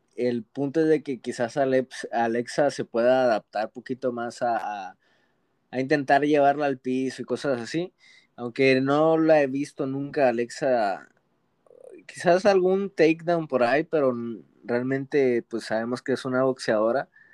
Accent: Mexico; Como mexicanos

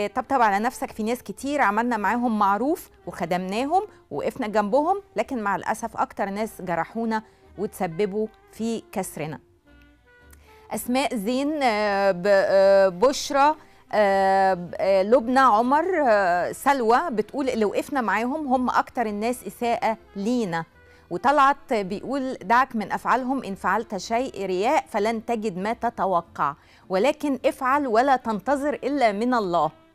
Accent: Egypt; احنا مثلا كمصريين

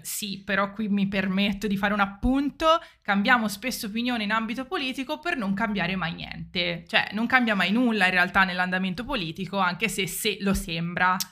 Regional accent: Italy

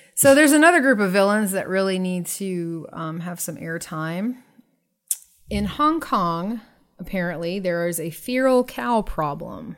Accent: Florida, United States; I'm really from Florida

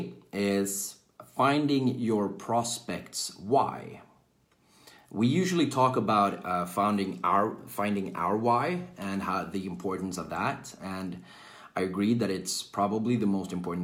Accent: Sweden; I'm from Sweden, born and raised in Sweden, currently living in Sweden as well.

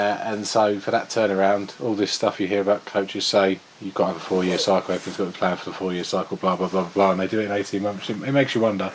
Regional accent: England, United Kingdom; as an Englishman

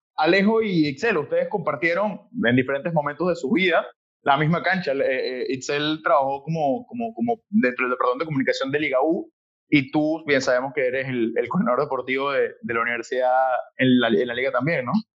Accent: Venezuela; now in Panama; siendo venezolano

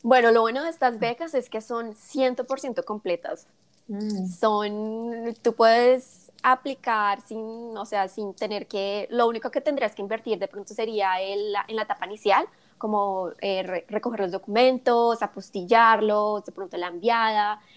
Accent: Colombia; also born or lived in South Korea; now in United States; mis, experiencias como colombiana viviendo en Estados Unidos

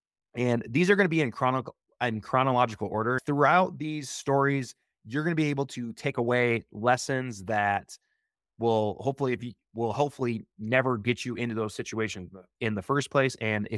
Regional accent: Midwest, United States; now in Oregon, United States; when I first moved to Oregon, this type of terrain really captured my imagination. I loved it because I came from the Midwest.

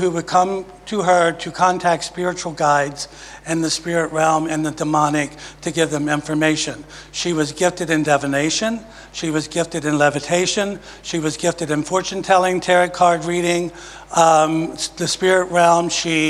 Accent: Maryland, United States; moved away as an adult; also born or lived in Virginia; now in Jacksonville, United States; I've lived for all my life in Maryland. I was born in Virginia. At five, I moved to Maryland. And I've been in Maryland until last October when Father God packed us up and brought us to Jacksonville. Okay, so I'm a Marylander.

